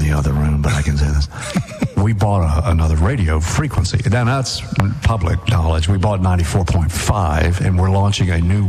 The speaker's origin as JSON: {"language": "English", "region": "Mississippi", "country": "United States", "said": "I'm from Mississippi, and your wife's from Alabama."}